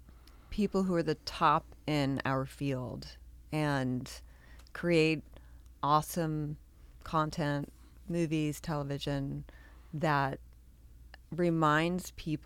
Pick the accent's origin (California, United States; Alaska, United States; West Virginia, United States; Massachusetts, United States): California, United States; Oakland; I'm from Oakland.